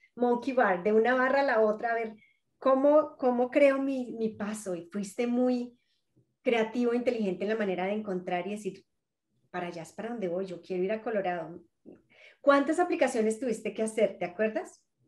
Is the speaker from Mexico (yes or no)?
no; Colombia; a mí como colombiana